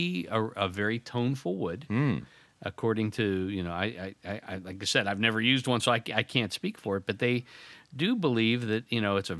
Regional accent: Youngstown, Ohio, United States; Youngstown, which is my hometown.

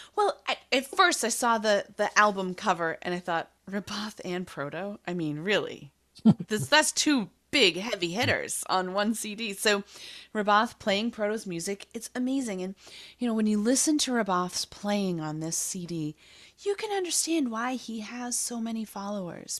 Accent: Boston, Massachusetts, United States; growing up in Boston, I was probably mildly obsessed with the Boston Symphony Orchestra

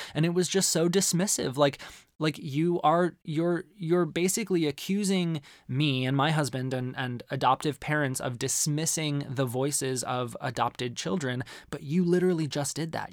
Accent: Arizona, United States; growing up in Arizona

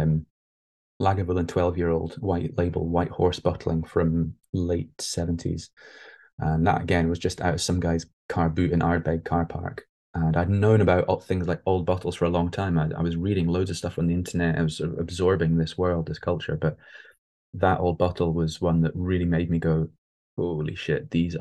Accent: England, United Kingdom; also born or lived in Scotland; when we moved from Scotland down to England, when I was like 3 or 4, I missed Scotland

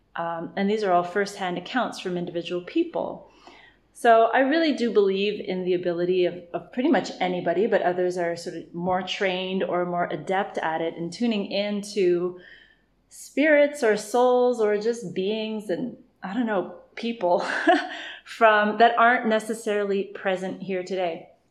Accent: Ontario, Canada; moved away as an adult; also born or lived in Vancouver, Canada; now in Bali, Indonesia; grew up in Canada and Ontario

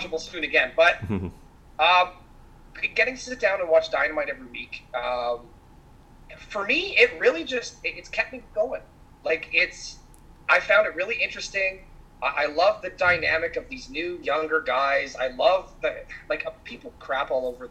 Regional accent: Winnipeg, Manitoba, Canada; I'm from Winnipeg

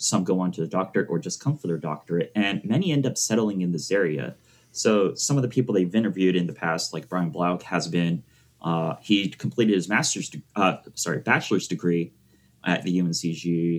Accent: Miami, Florida, United States; I was born in Miami, Florida, and I'm the only one out of my entire extended family, I guess, that was born in the United States. Everyone else was born in Japan.

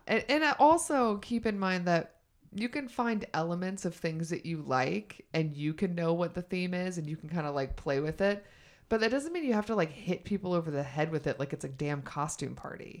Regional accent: the South, United States

